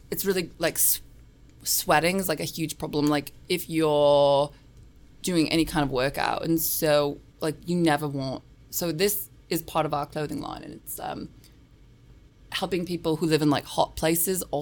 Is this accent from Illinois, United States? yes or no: no; New York, United States; born there; also born or lived in Australia; I was born. I was born here in New York.